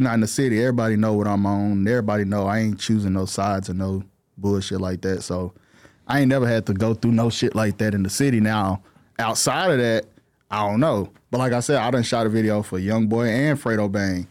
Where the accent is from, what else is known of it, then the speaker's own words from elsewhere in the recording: Fort Worth, Texas, United States; also born or lived in Dallas; I'm from Fort Worth